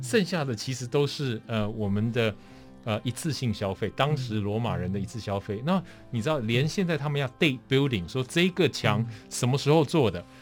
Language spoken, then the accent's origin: Chinese; Taipei, Taiwan; moved away; also born or lived in United States; 我在从小在台湾，我也觉得很快乐啊